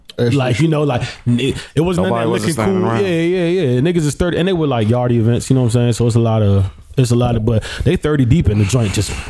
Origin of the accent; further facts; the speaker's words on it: Bronx, New York, United States; I'm from Uptown Bronx, low key now. But it was a good place.